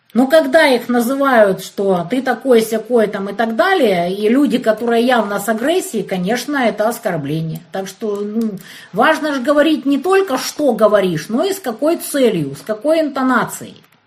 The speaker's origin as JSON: {"language": "Russian", "town": "Kerch", "region": "Crimea", "country": "Ukraine", "tie": "born or raised there", "also_born_or_lived": "Kyiv, Ukraine", "moved": "yes", "said": "Я вот в Керчи родилась"}